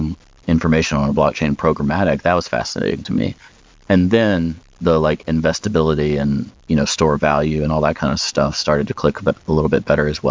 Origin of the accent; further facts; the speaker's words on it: United States